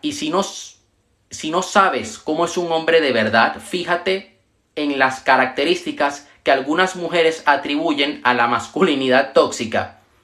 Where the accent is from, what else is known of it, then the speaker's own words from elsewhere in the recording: Venezuela; yo soy de Venezuela